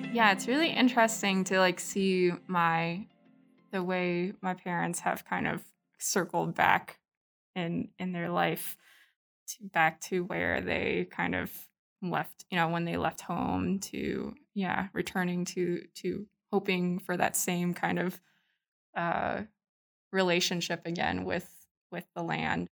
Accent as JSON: {"language": "English", "town": "Anchorage", "region": "Alaska", "country": "United States", "tie": "born or raised there", "also_born_or_lived": "Panay, Philippines", "moved": "as an adult", "lives_now": "Utah, United States", "said": "so I grew up in Alaska, um, and that's where my family ended up. kind of just, um, you know, im-, was immersed, like, growing up in Anchorage"}